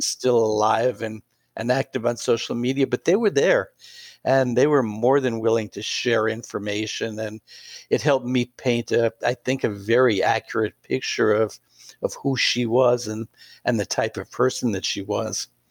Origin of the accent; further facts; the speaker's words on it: New York City, New York, United States; moved away as an adult; also born or lived in Atascocita, Texas / Pittsburgh; I grew up in New York City